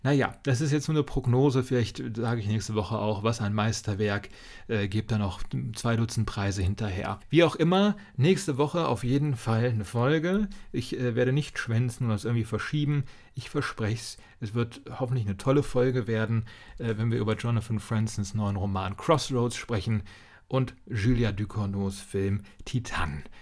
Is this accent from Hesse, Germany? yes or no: yes; Kassel, Hesse, Germany; meiner Heimatstadt Kassel